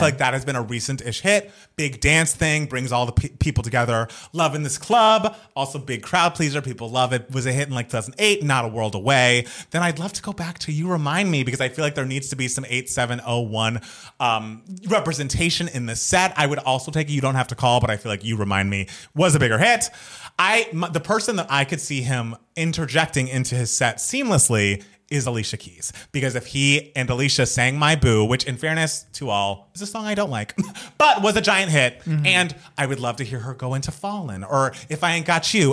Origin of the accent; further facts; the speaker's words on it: Atlanta, Georgia, United States; I grew up in Atlanta